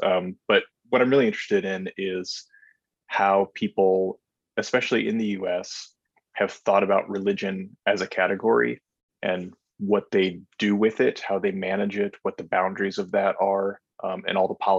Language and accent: English; North Dakota, United States; born or raised there